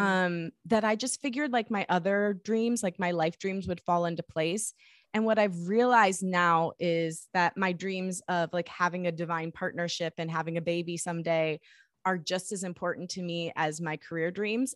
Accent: Michigan, United States; I grew up in Michigan

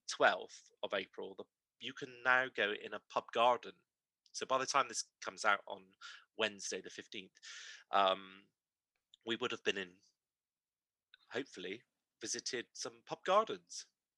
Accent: Bristol, South West England, United Kingdom; accent: Bristol; I tried to soften it and get rid of it because I was very embarrassed about my Bristol accent

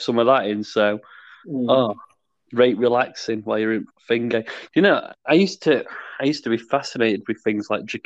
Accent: England, United Kingdom; It's made me ashamed to call myself English

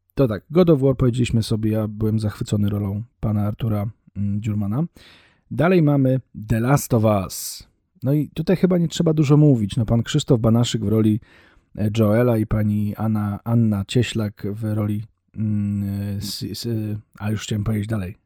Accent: Poland; first language Polish

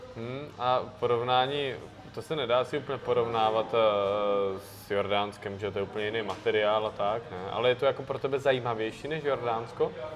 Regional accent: Moravia, Czechia; v Krase, tam u nás na Moravě

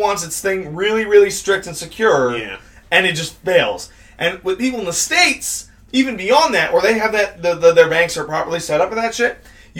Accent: Canada; we're Canadian

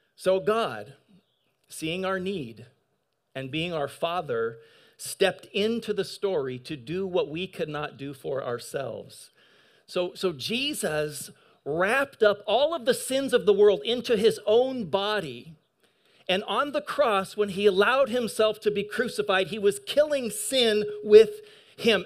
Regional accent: eastern Washington, United States; also born or lived in San Gabriel, California; I was born in San Gabriel, but I grew up in national forest land in eastern Washington

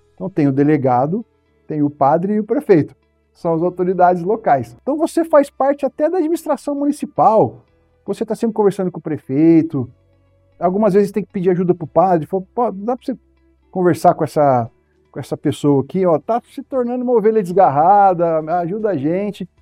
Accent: Votuporanga, São Paulo, Brazil; moved away as an adult; now in São Paulo, Brazil; minha cidade natal, Votuporanga

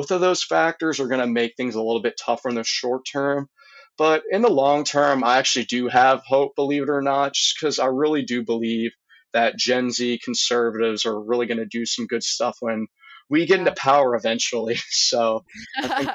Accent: Louisiana, United States; also born or lived in Texas; I really do love my home state

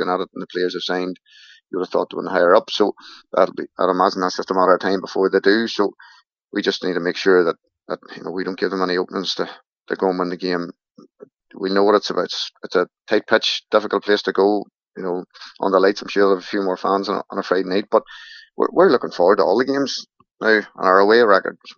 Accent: Newry, Northern Ireland, United Kingdom; I'm from Newry

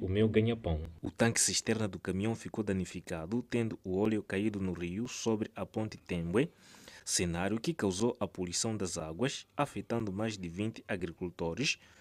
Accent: Zimbabwe; lá no meu país Zimbábue

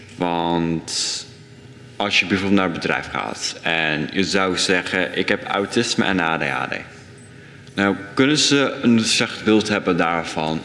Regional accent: Dordrecht, South Holland, Netherlands; ik ben geboren in Dordrecht voor best. En ik leef hier nog steeds al mijn jaren

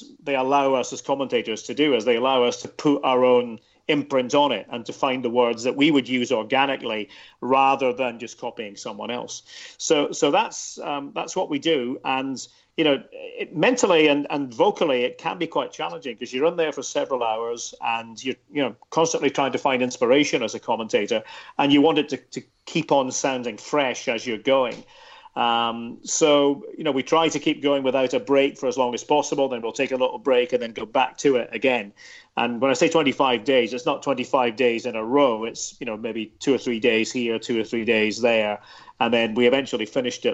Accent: Aberdeen, Scotland, United Kingdom; growing up in Aberdeen in the northeast of Scotland

